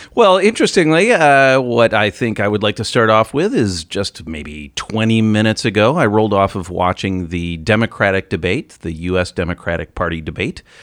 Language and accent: English; Ohio, United States; That's, that's my home state. That's where I'm from